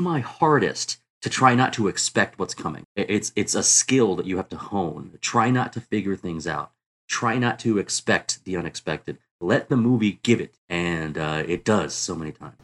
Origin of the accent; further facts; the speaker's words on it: the South, United States; I grew up in the South